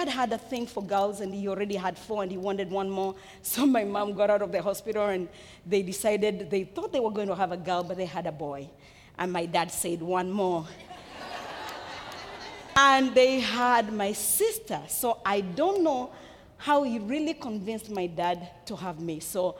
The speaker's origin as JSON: {"language": "English", "country": "Kenya", "tie": "born there", "said": "I was born in Africa. I was born in Kenya, in East Africa, to a parent who already had 9 children. I'm a last one of a family of 10."}